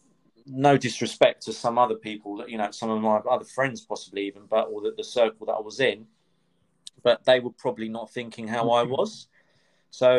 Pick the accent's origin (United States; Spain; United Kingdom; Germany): United Kingdom; London; also born or lived in Cyprus; Growing up in North London, I suppose went to school in North London